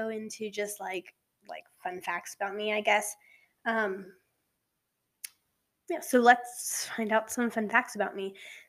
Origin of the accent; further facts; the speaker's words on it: Colorado, United States; So, yeah, I was born here in Colorado. We kind of moved all over. So I'm just an average teenage girl here in Colorado.